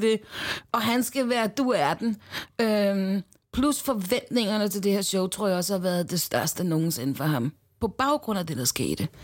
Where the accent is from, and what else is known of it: Denmark; born or raised there